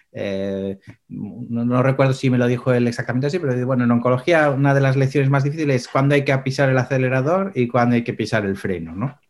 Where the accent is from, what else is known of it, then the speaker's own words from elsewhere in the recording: Pamplona, Navarre, Spain; moved away; also born or lived in Seville / Menorca; yo soy de Sevilla, nací en Sevilla, pero crecí en Pamplona, que es una pequeña ciudad al norte de España